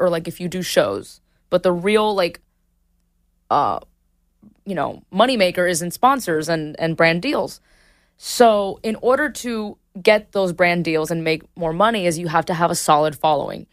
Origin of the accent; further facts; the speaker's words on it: Miami, Florida, United States; moved away as an adult; I moved from Miami to the West Coast